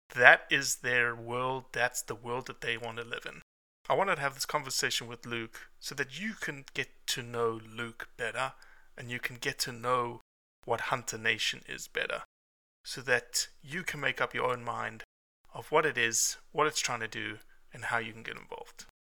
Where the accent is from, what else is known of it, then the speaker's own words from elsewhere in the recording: South Africa; now in Mississippi, United States; I'm a South African. I'm not born for the cold.